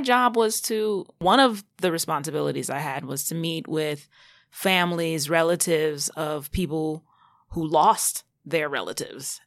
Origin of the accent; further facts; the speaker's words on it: Long Island, New York, United States; also born or lived in Brooklyn / Queens; Long Island is where I was mainly raised.